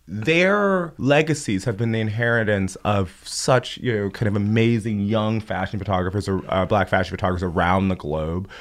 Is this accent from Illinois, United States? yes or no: yes; Chicago, Illinois, United States; I grew up in Chicago, but I was born in Cabrini Green housing projects